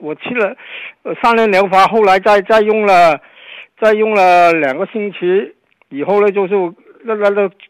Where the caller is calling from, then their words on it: Guangzhou, Guangdong, China; 啊，你好，我我是广州的。